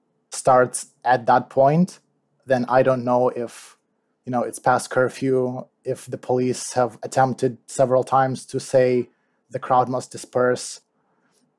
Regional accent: Moldova; now in Evanston, United States; I'm originally from Eastern Europe, a small country called Moldova

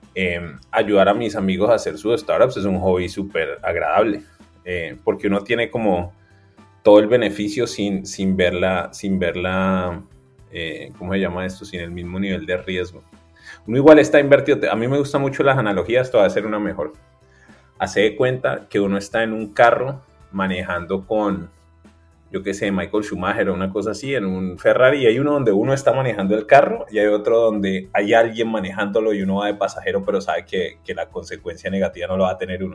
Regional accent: Cali, Valle del Cauca, Colombia; moved away as an adult; also born or lived in Bogotá / New York; yo soy de Cali

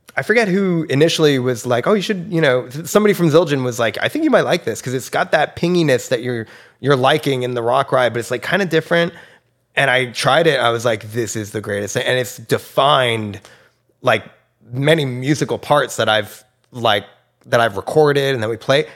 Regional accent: New Jersey, United States; Red Bank, um, which is a town over from where I grew up in New Jersey

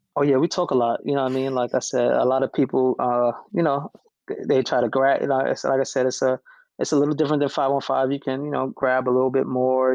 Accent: New York City, New York, United States; I grew up I grew up in New York City

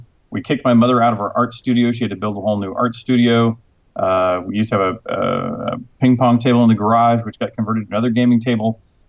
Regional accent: Houston, Texas, United States; also born or lived in Cambridge, England; I was actually born in Cambridge, England, so I am a passport-carrying Brit. You know, I grew up in Houston, Texas, so obviously I don't have a British accent.

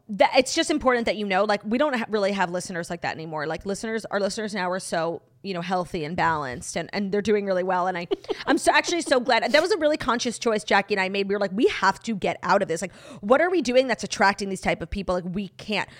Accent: United States; born in the U S

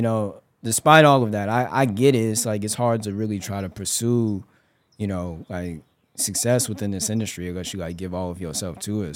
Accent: Denver, Colorado, United States; moved away; I grew up in Denver, Colorado.

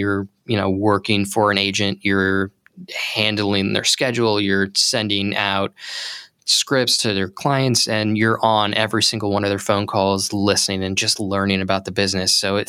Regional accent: Palm Springs, California, United States; I grew up in Palm Springs, California

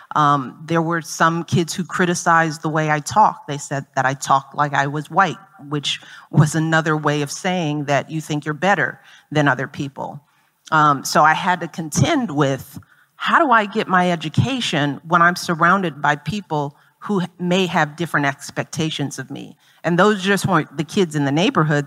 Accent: Chicago, Illinois, United States; I grew up in Chicago in a working class community

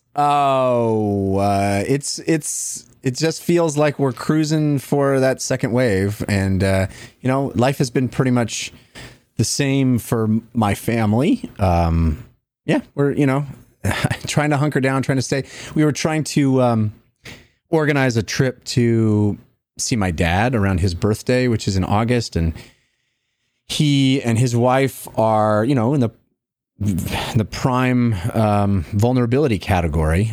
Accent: the Delta in the Bay Area, California, United States; moved away; I grew up on the Delta in the Bay Area, and we grew up boating

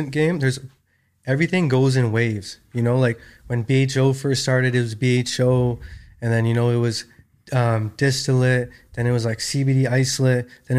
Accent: Vancouver, British Columbia, Canada; also born or lived in New York; I was born and raised in Vancouver, Canada.

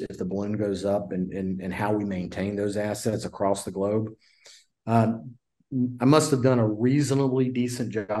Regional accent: Louisiana, United States; moved away; So I grew up in Louisiana as one creature of the swamp

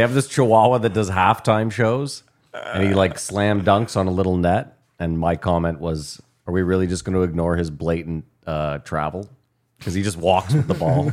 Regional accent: Ontario, Canada; Growing up where we grew up in Ontario

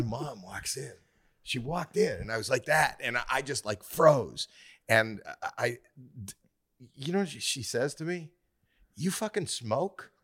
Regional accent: Canada; Well, I'm Canadian

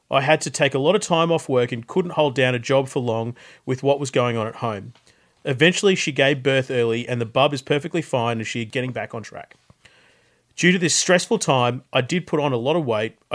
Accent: Australia; Bit of a background about my family and how I was brought up in Australia.

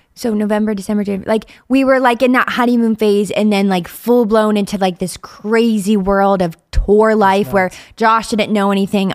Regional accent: Ohio, United States; moved away as an adult; now in Pittsburgh, United States; I'm from Ohio and I'm what about an hour from where we are now in Pittsburgh?

